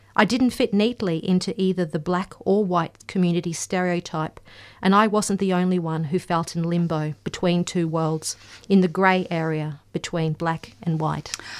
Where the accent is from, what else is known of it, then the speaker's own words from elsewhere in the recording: Gympie, Queensland, Australia; I grew up in Gympie, not far from Cherbourg, so predominantly White Town